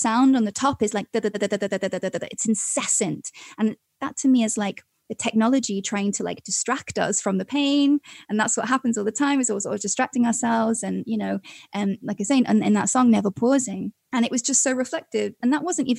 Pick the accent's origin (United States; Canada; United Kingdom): United Kingdom; Wales; moved away as an adult; now in London, United Kingdom; I come from Wales and we've got these big mountains and like epic scenery